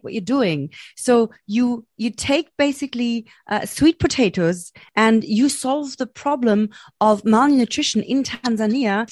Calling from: Berlin, Germany; I'm calling from Berlin, Germany.

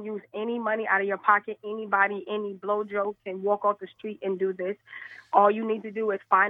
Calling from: West Palm Beach, Florida, United States; I'm calling from West Palm Beach, Florida.

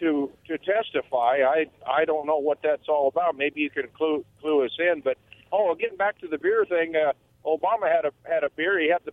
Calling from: Umatilla, United States; from Umatilla.

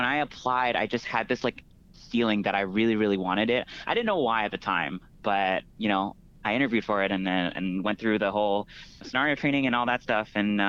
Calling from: San Francisco, California, United States; So I'm currently in San Francisco.

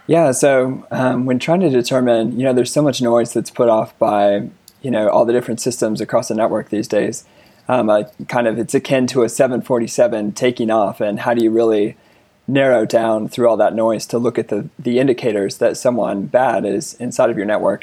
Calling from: Denver, Colorado, United States; I'm calling from Denver, Colorado

